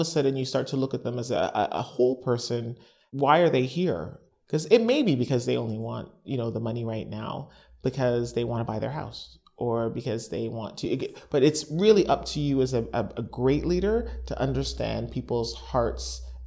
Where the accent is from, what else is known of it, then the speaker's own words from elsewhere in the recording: Canada; accent: Canadian; moved away; my accent's Canadian